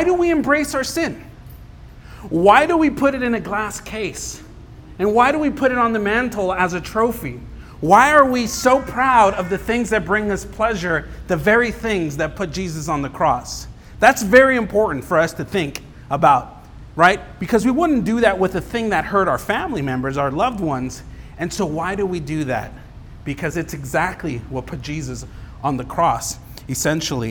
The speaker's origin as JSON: {"language": "English", "town": "Los Angeles", "region": "California", "country": "United States", "tie": "born or raised there", "moved": "yes", "said": "I grew up in Los Angeles"}